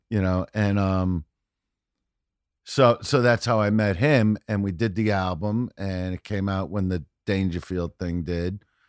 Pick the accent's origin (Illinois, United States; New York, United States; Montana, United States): New York, United States; New York City; moved away; I'm from Brooklyn